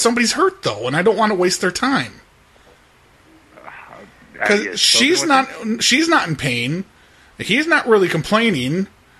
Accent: Florida, United States; We come from Florida, and we're just kind of driving through.

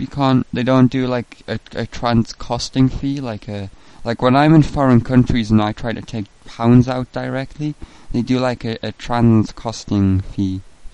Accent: England, United Kingdom; I'm an Englishman. I'm calling from England on a payphone. I'm putting British 20p coins into the payphone to speak to you.

